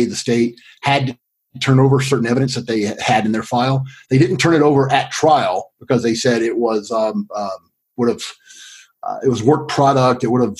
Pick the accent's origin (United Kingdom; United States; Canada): United States; Greensboro, North Carolina; I went back to my hometown of Greensboro. Well, hometown, I moved there in the 9th grade and went to high school there. Closest thing I have to hometown because I moved around a lot growing up.